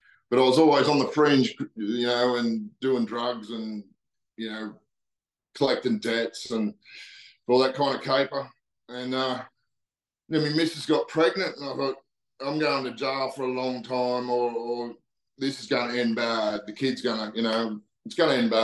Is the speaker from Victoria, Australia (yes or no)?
no; Newcastle, New South Wales, Australia; now in Cape York, Australia; I lived in a little town called Stockton, and we were like a little country town right on the beach, isolated from Newcastle